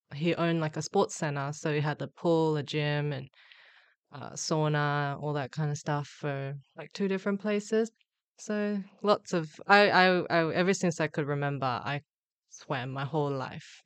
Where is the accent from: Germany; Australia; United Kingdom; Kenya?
Australia; also born or lived in Busan, South Korea; moved to Australia